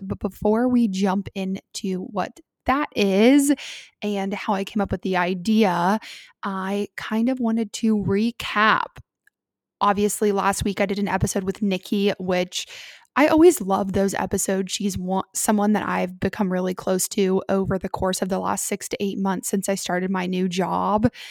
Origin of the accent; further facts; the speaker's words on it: Columbus, United States; I'm originally from Columbus, but my family now lives in South Carolina.